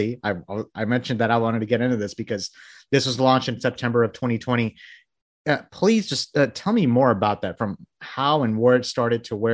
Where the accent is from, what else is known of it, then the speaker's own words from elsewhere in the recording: Bangladesh; moved away; I was born in Bangladesh, you know, I moved here, you know, in the early 90s